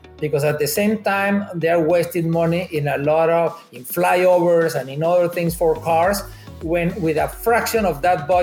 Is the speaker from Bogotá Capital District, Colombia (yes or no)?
yes; Bogotá, Bogotá Capital District, Colombia; moved away as an adult; also born or lived in Canada; now in Toronto, Canada; I'm originally from Bogota, Colombia. Before immigrating to Canada